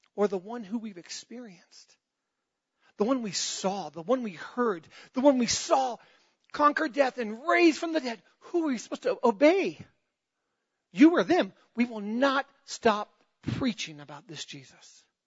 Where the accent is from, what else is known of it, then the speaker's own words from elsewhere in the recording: United States; I'm a Christian before I'm an American. And I love being an American